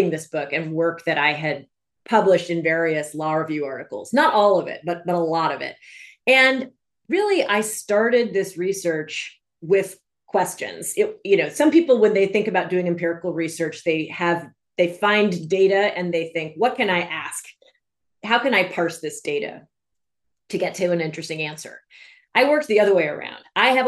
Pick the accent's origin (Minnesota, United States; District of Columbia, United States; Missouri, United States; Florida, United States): District of Columbia, United States; Washington; moved away as an adult; also born or lived in New England / New York; now in California, United States; I grew up in Washington, D.C.